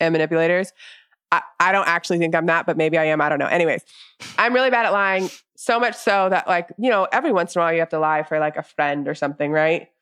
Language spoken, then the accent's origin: English; the South, United States; growing up in the South